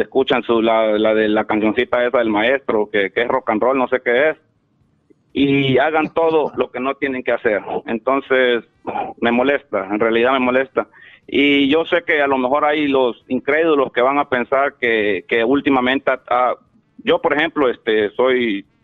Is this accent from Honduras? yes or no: yes; Honduras; moved away; Yo soy de Honduras, vos.